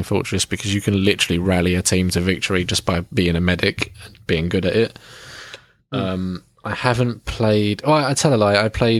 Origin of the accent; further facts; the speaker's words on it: Kent, South East England, United Kingdom; we're both from Kent.